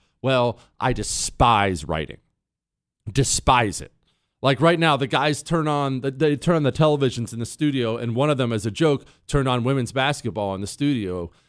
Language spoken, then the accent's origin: English; United States; Because I'm an American. That's why.